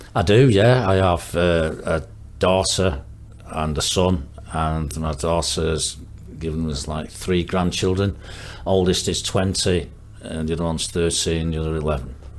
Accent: Marple, North West England, United Kingdom; also born or lived in Stockport / Cumbria; I was born in Stockport. Um, I was there for the first five, six years of my life. Then we moved to a little place called uh, Green, which is uh, near Marple which is a nice little village at the time. And I went to school in primary school there and secondary school there.

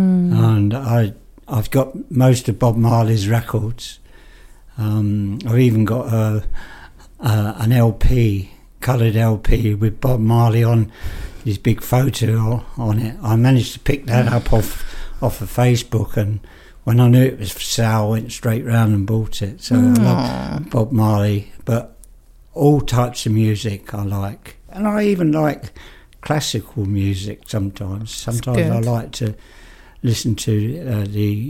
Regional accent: London, United Kingdom; also born or lived in Harrow; now in Northampton, United Kingdom; I was born in Islington.

